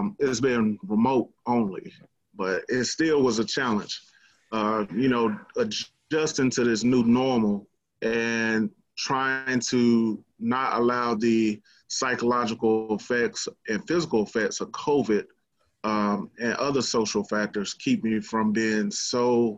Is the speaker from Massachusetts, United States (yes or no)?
no; Dallas, Texas, United States; Born and raised Dallas, Texas, from Southeast Oak Cliff